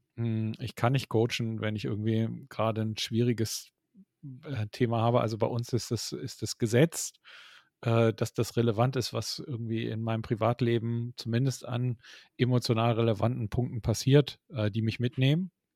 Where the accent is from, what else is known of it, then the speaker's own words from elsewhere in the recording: Hamburg, Germany; wir sind ja Hamburger und kommen aus dem Norden